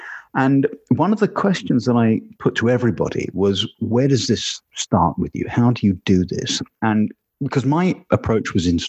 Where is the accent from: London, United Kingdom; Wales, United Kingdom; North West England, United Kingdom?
London, United Kingdom; accent: London; my natural sort of London vowel sound.